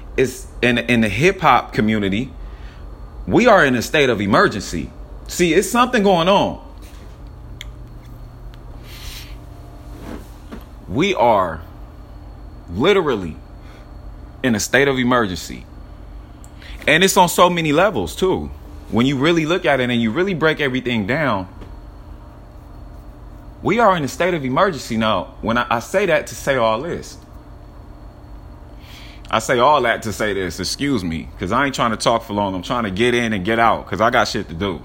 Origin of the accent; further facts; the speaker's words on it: Long Beach, California, United States; I'm from California. I'm from Long Beach, California